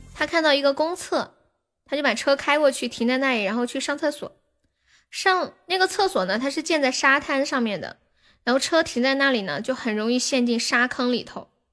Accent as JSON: {"language": "Chinese", "region": "Chongqing", "country": "China", "accent": "Sichuanese", "said": "你晓得我也是重庆的哇？"}